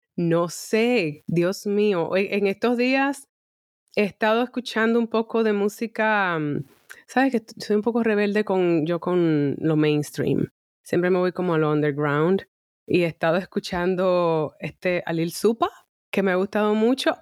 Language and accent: Spanish; Dominican Republic; now in Madrid, Spain; dominicana, acá, una servidora